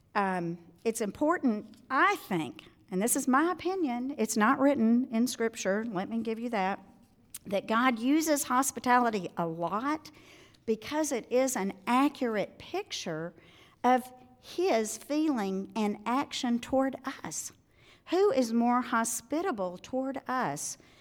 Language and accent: English; Arkansas, United States; moved away; I'm originally from Arkansas. For those of you who have never heard me speak before, this is the way I speak